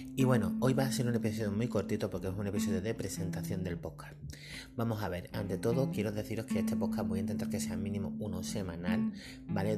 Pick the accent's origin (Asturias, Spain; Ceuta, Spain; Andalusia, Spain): Ceuta, Spain; soy de Ceuta, una ciudad muy española